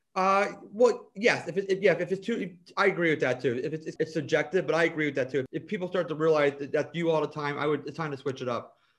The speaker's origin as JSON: {"language": "English", "town": "Vineland", "region": "New Jersey", "country": "United States", "tie": "born or raised there", "also_born_or_lived": "Ocean City, New Jersey", "said": "I grew up in Vineland"}